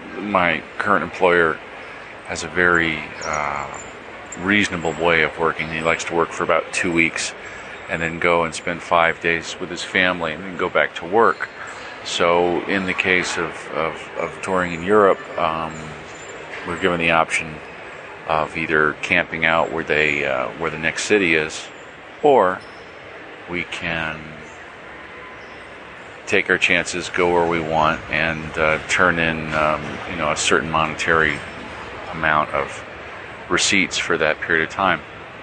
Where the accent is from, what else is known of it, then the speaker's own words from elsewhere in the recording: United States; accent: American; there's my wonderful American accent showing up with all of the pidgin Spanish, pidgin Italian that I was speaking in the past couple of weeks.